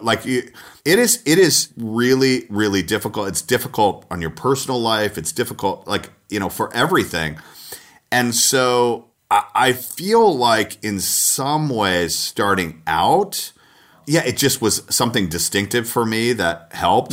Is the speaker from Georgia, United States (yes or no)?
yes; Atlanta, Georgia, United States; moved away as an adult; also born or lived in Texas / Minneapolis; I was from Atlanta. I was from the South and school in Texas